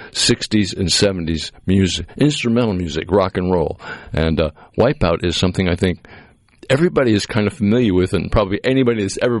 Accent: Massachusetts, United States; I grew up in Massachusetts

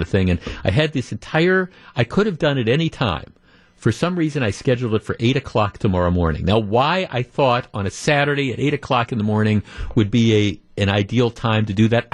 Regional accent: Wisconsin, United States; I'm from Wisconsin

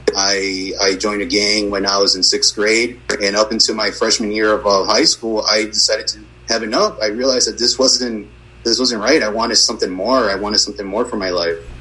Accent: Chicago, Illinois, United States; I'm from Brighton Park, which is kind of a, a sleepy, a sleepy yet violent neighborhood

